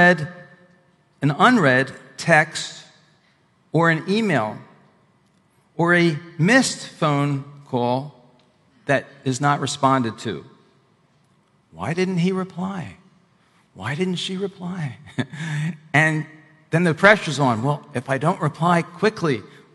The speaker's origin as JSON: {"language": "English", "region": "Northeast", "country": "United States", "also_born_or_lived": "the South", "moved": "yes", "said": "I'm originally from the Northeast"}